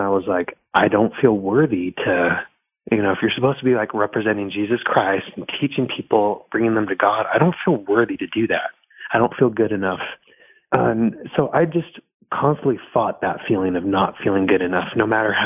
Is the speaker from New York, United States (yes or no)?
no; Miami, Florida, United States; That's where I was born. I was born in Miami.